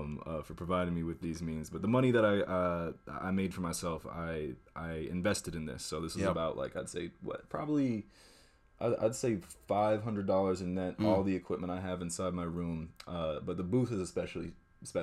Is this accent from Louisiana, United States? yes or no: no; Washington, District of Columbia, United States; born there; also born or lived in Maine / Vermont / Massachusetts; So I was born in Washington D.C. And then I moved around the Northeast. I lived in DC, house in Maine, house in Vermont, four different houses in Western Massachusetts, wow.